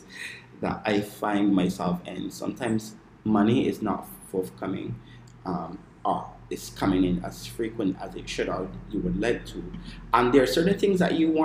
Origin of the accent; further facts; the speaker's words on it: Barbados; I am from the island of Barbados